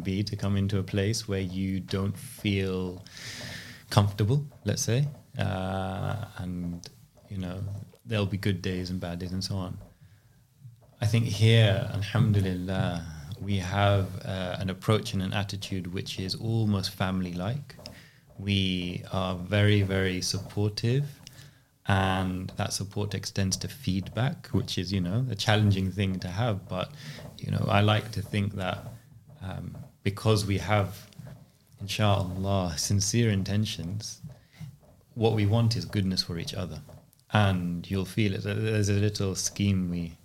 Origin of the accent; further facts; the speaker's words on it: London, United Kingdom; I grew up here in West London